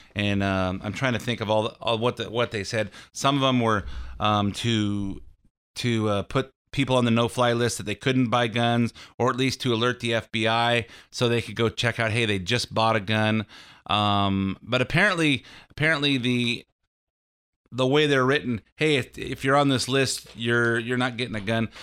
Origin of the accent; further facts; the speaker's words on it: United States; I'm an American